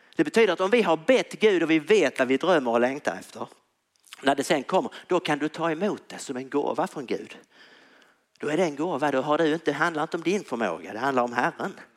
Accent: Tyringe, Skåne, Sweden; jag spelat hockey när jag var liten i Tyringe

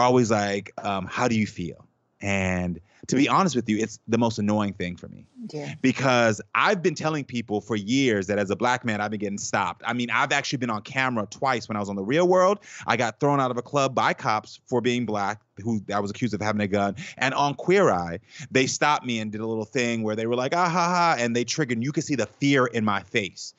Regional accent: Texas, United States; growing up in the South

